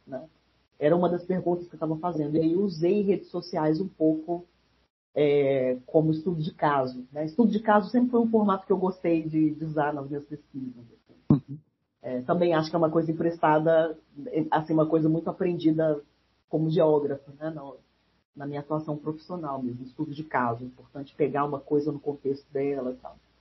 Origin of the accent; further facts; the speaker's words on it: Brasília, Federal District, Brazil; eu nasci em Brasília cresci fui criada lá